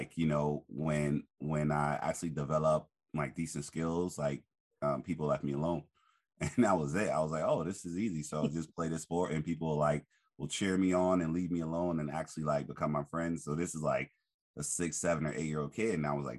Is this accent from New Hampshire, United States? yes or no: no; Newark, New Jersey, United States; I grew up in Newark, New Jersey. So I was first generation African, West African, my family from Liberia.